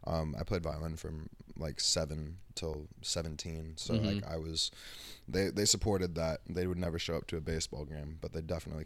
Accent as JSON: {"language": "English", "country": "Costa Rica", "tie": "born there", "said": "Yeah, I was born in Costa Rica. My parents met in LA, conceived me in LA, and then ran away to Costa Rica."}